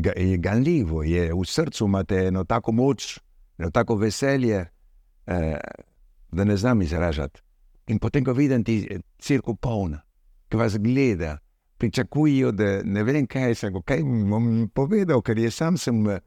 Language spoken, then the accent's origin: Slovenian; Argentina; also born or lived in Slovenia (ancestry); now in Madagascar; kljub temu, da sem rojen v Argentini, moj oče, moja mama je bila slovenca, torej sem tudi slovenc